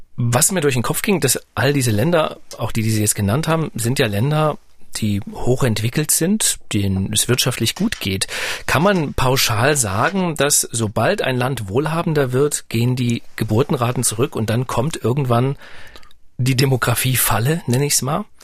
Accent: East Germany, Germany; ich bin ja nun ostdeutsch, äh, sozialisiert

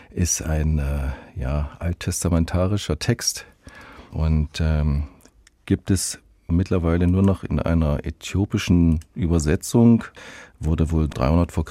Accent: Halle, Saxony-Anhalt, Germany; born there; In Halle an der Saale.

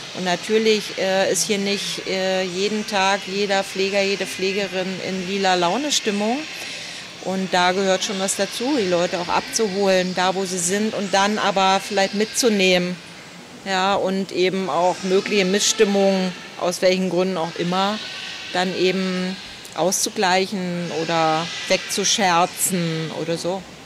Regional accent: Berlin, Germany; ich bin Berlinerin

